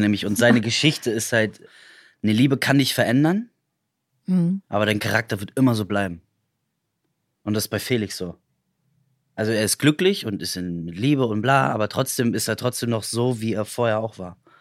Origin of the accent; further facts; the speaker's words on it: Potsdam, Brandenburg, Germany; ich bin halt Potsdamer